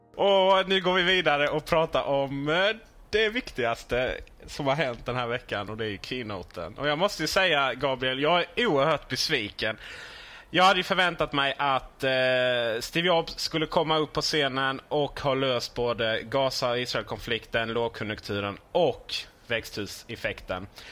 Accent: Blekinge, Sweden; moved away; Hemma i Blekinge

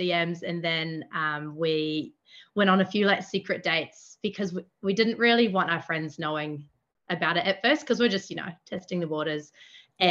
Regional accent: Cambridge, Waikato, New Zealand; I'm from the Waikato, which is a bit south of Auckland City in New Zealand's North Island. I grew up in on a kind of rural property

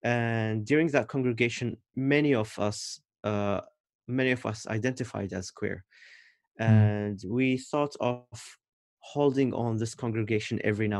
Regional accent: Oman; When they know that I'm from Oman, they would ask me if I'm Shia or Sunni

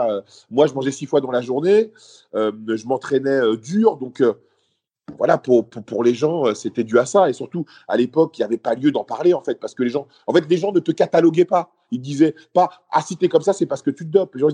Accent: Paris, Île-de-France, France; also born or lived in Lille; moi, de base, j'étais de Paris et après, moi, je faisais une école d'attaché de presse et donc je suis parti faire l'école à Lille

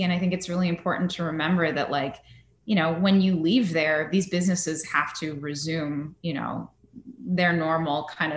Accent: Northern California, United States; I'm from Northern California

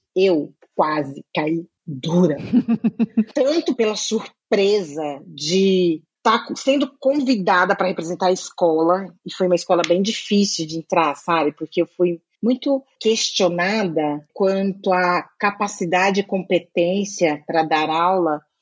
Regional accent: Brazil; moved away as an adult; now in Netherlands; hoje eu moro na Holanda. sou brasileira e tudo mais, mas hoje eu moro na Holanda

